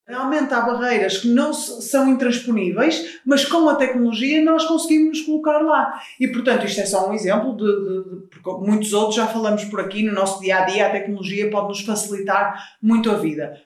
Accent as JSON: {"language": "Portuguese", "town": "Porto", "region": "Norte", "country": "Portugal", "said": "tenho 33 anos, sou do Porto"}